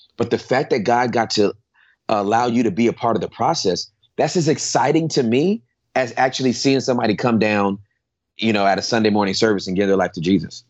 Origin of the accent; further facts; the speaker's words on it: Inglewood, California, United States; I was born and raised in Southern California uh, in Inglewood